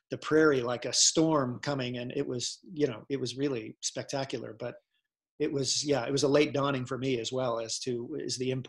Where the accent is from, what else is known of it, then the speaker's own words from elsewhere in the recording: Ohio, United States; "No, oh, no, I'm, I'm from Ohio. Sorry, you know."